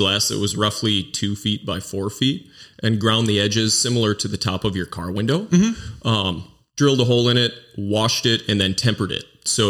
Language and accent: English; Mount Horeb, Wisconsin, United States; Yeah, I grew up in Mount Horeb, which is a stone's throw away for most of my life. I spent a short time in the southwest corner of Wisconsin and a summer in Colorado, but I've been in Wisconsin for my life